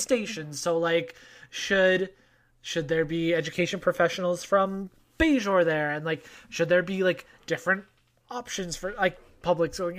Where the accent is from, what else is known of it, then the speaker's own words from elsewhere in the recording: Canada; your boy is Canadian